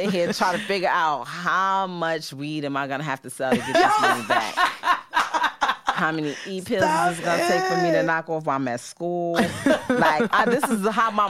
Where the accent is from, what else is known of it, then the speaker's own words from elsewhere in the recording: New York, United States; being a New Yorker, being somebody that grew up here